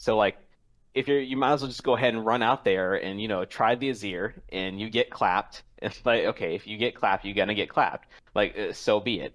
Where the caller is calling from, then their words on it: Washington, District of Columbia, United States; calling from Washington, D C.